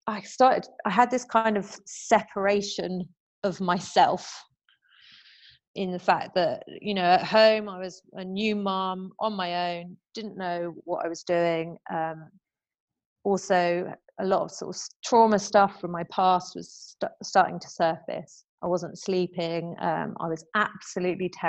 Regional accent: United Kingdom; moved away as an adult; now in France; my hometown and where all my friends have been. And, you know, I was very, very, very close to my friends in the UK

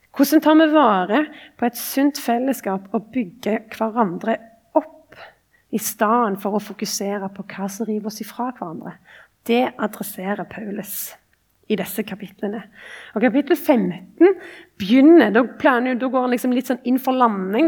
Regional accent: Ombo, Rogaland, Norway; moved away as an adult; now in Oslo, Norway; er kristen og kommer ifra liksom, Ombo

